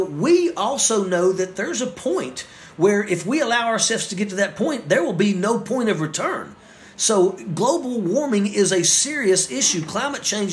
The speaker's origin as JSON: {"language": "English", "region": "West Virginia", "country": "United States"}